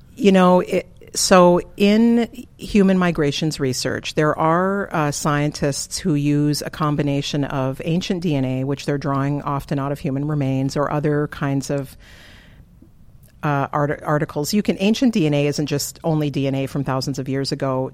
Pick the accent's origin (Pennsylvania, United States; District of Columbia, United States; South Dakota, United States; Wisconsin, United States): South Dakota, United States; Flandreau; also born or lived in Twin Cities, Minnesota; I grew up in Flandreau, South Dakota